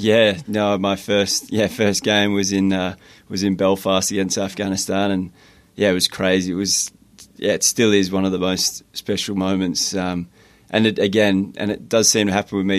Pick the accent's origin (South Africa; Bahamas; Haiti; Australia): Australia; Perth, Western Australia; moved away as an adult; also born or lived in Southampton, England / Liverpool, England; growing up in Perth